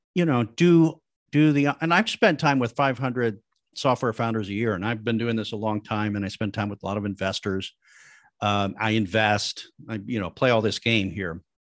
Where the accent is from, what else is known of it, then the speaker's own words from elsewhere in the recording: Midwest, United States; I come from the Midwest back in the seventies, eighties, n, nineties